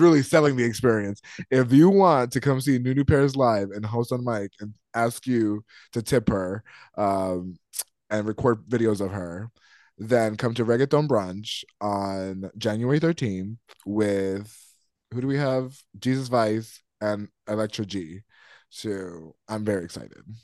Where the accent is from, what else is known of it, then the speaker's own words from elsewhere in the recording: North Carolina, United States; moved away; ever since I moved out away from North Carolina